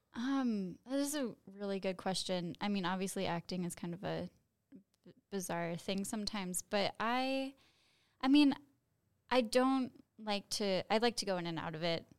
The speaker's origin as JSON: {"language": "English", "town": "Chicago", "region": "Illinois", "country": "United States", "said": "I am from Chicago"}